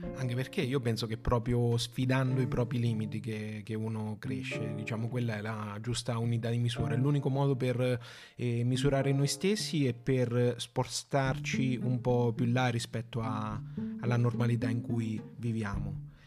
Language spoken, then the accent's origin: Italian; Porto Sant'Elpidio, Marche, Italy; nella nostra Porto Sant'Elpidio